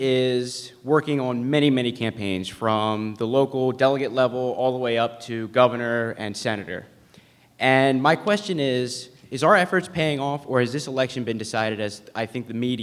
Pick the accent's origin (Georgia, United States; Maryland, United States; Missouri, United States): Maryland, United States; Ocean City; I'm a junior from Ocean City, Maryland.